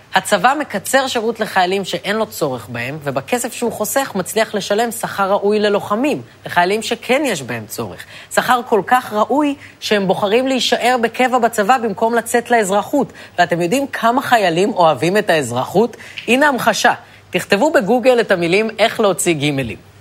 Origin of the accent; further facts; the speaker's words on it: Ra'anana, Central District, Israel; אני נגיד מרעננה